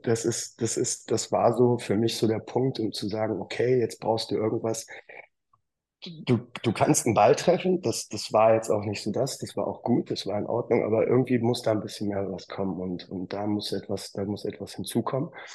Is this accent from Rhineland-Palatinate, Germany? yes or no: no; Wuppertal, North Rhine-Westphalia, Germany; aus dem wunderschönen Wuppertal, wo ich äh, lebe, wohne, geboren bin und auch Golf spiele.